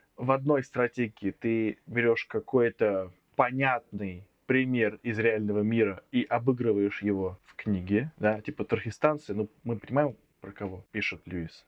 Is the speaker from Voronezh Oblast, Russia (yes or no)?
yes; Voronezh, Voronezh Oblast, Russia; Я из Воронежа